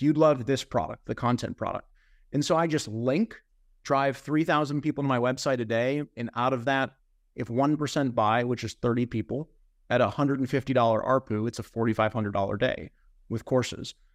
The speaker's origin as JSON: {"language": "English", "region": "Ohio", "country": "United States", "said": "I'm a guy from the Midwest part of the United States. Like, I'm from Ohio, and everyone's real nice where I'm from."}